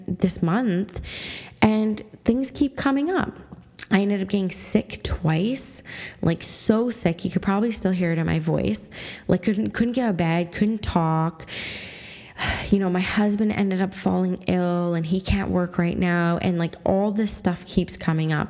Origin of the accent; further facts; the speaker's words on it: Canada; I'm a First Nations Canadian woman. I'm half Swampy Cree and I'm half Canadian